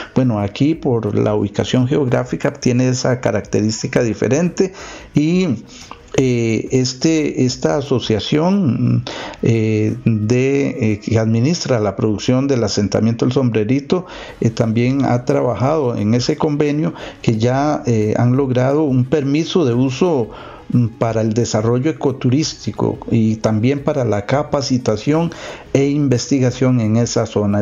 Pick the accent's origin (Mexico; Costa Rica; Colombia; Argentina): Costa Rica; como costarricenses